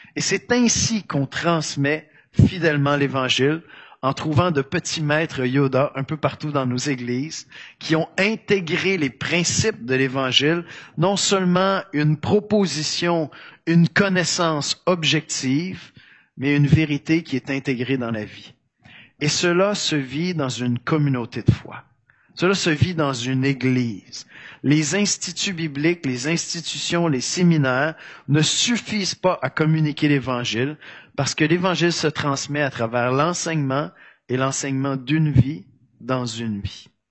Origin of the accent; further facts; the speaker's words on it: Quebec, Canada; accent: Québécois; Mon accent québécois va transparaître tout de même